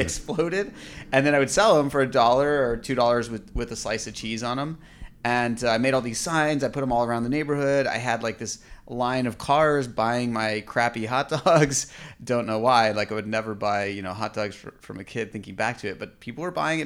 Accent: Orange County, California, United States; also born or lived in Michigan; I grew up in Orange County

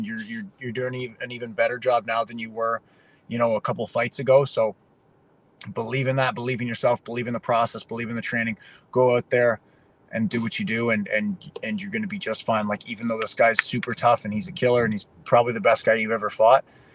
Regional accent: Canada; I grew up playing hockey in Canada

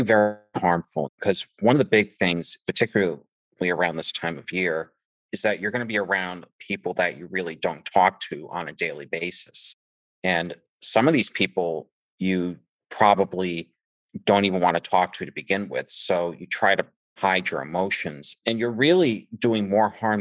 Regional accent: Massachusetts, United States; I am also from Massachusetts, about 45 minutes south of Boston and about 10 minutes from Providence, Rhode Island

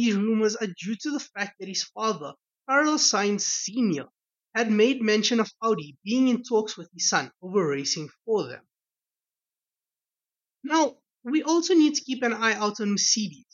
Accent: South Africa; As a South African

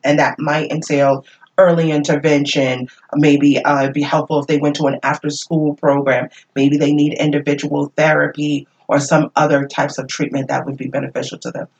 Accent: Worcester, Massachusetts, United States; I grew up in this community. And because I grew up in Worcester

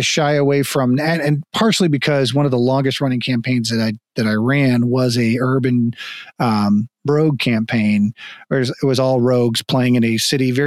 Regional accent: Florida, United States; moved away; also born or lived in Texas; we moved to Texas in 89 I grew up in Florida

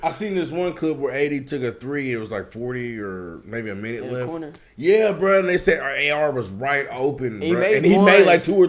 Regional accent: New Jersey, United States; Hey, brother, I'm from Jersey

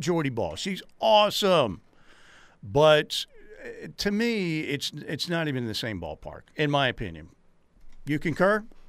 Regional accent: Norman, Oklahoma, United States; Born and raised in Norman.

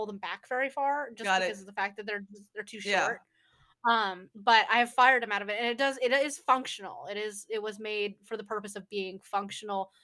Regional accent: Oregon, United States; moved away; also born or lived in Texas; I am from Oregon

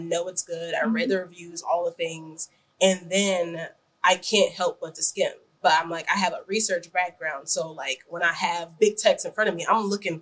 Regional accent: Chicago, Illinois, United States; I'm from the Chicago area

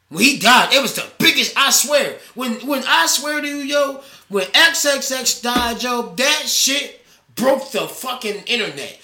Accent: Baltimore, Maryland, United States; I'm from Baltimore.

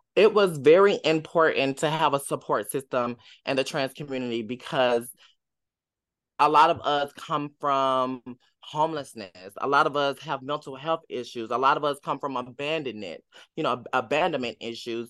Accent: Tennessee, United States; I'm from the south, I'm from Tennessee

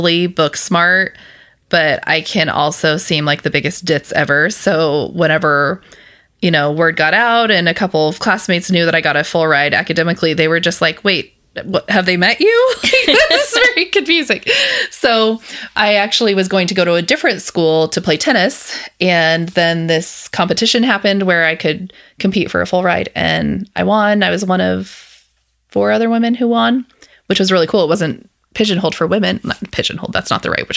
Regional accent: Scott City, Kansas, United States; also born or lived in Houston area, Texas; I grew up in Western Kansas, and it is a very small town, more cows than people

